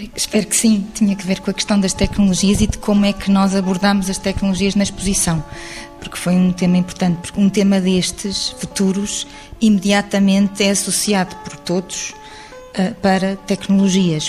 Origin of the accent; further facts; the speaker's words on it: Lisbon, Portugal; Eu sou alfacinha de gema